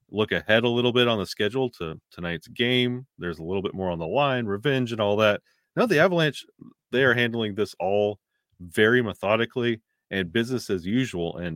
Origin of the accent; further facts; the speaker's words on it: the South, United States; I'm from the South.